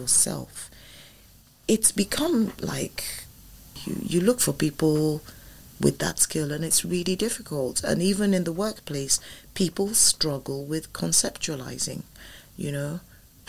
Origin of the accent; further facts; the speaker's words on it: Ilishan-Remo, Ogun State, Nigeria; my hometown or my village, which is Ilishonremo, which is not a village. That's where Babcock University is.